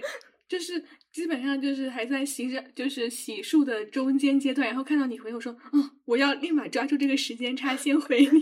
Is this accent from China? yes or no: yes; China; 我们中国人